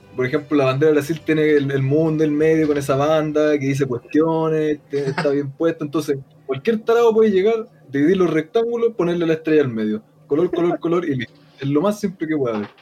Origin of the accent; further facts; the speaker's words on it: Chile; como chileno